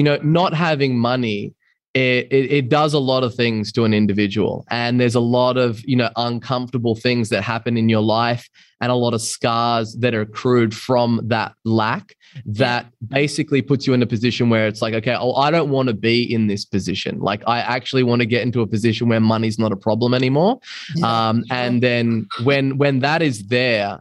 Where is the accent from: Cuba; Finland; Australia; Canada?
Australia; Byron Bay, New South Wales; moved away; also born or lived in London; I was a guy from Byron Bay, a small beach town in Australia